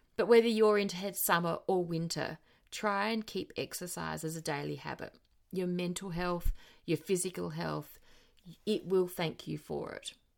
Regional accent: Australia; also born or lived in South Australia; now in New Zealand; As an Australian citizen, I can legally vote, work, and buy property here

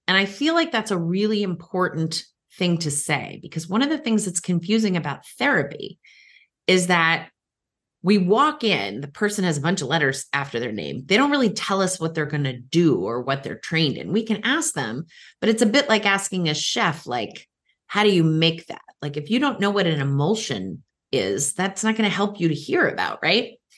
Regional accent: Cape Cod, Massachusetts, United States; also born or lived in Boston; now in Washington, D.C., United States; I live in the D C area, but I still say I'm from Boston because that was where I was born and where I did all my early years, um, a, actually Cape Cod, uh, specifically

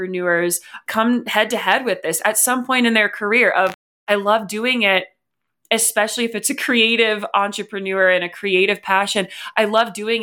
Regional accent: West Virginia, United States; now in Colorado, United States; growing up in West Virginia, it is the fifth poorest state. I then moved to Colorado

